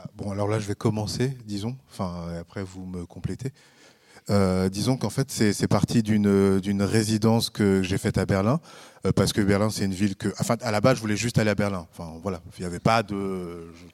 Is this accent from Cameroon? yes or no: no; France; moved away as an adult; now in Switzerland; je suis français